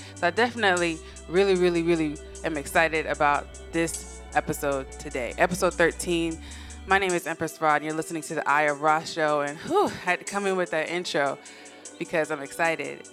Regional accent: West Coast, United States; I'm from the West Coast

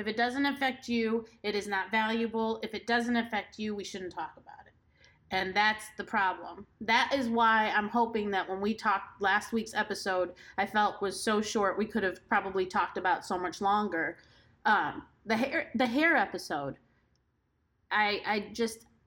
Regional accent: United States

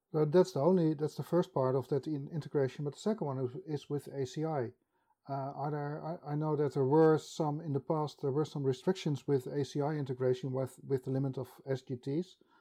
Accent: Netherlands; I'm from Holland

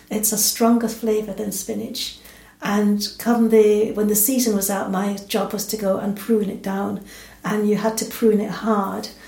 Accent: England, United Kingdom; also born or lived in Jamaica; now in Scotland, United Kingdom; And um, I was brought up in England, and um, so, but I still feel there's a bit of the Jamaican in me and I've been in Britain now since I was 10 years old.

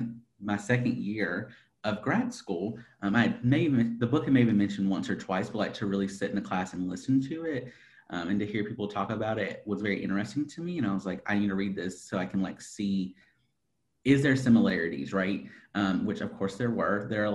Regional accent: Appalachia, United States; we started talking about Appalachia, and I'm like, I'm from Appalachia too.

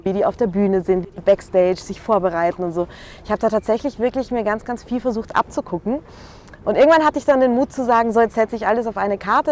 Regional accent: Vienna, Austria; now in Munich, Germany; ich bin eigentlich Wienerin.

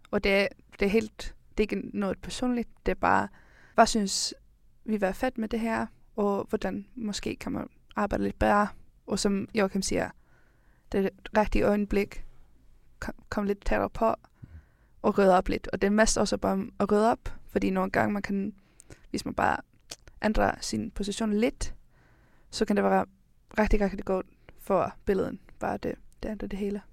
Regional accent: Iceland; now in Denmark; jeg kommer fra Island

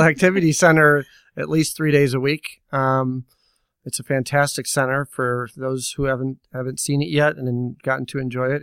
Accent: Naperville, Illinois, United States; growing up in Naperville

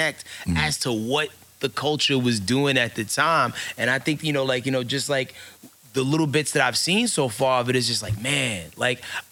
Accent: New York City, New York, United States; Tracy Towers

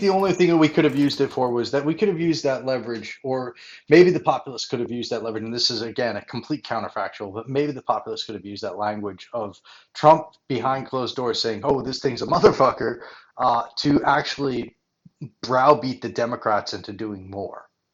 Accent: Rhode Island, United States; my home state of Rhode Island

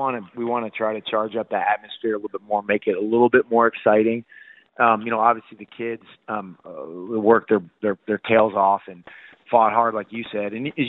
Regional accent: Kansas, United States; I remember growing up, and I grew up in Kansas, I was jealous of the kids in Missouri playing football

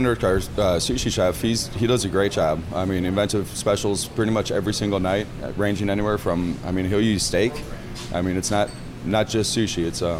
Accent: Madison, Wisconsin, United States; moved away; I grew up in Madison, Wisconsin.

